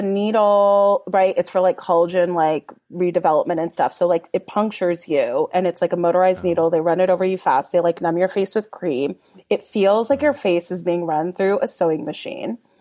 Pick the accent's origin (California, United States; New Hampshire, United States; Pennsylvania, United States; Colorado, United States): California, United States; Los Angeles; I grew up in Mount Washington in Los Angeles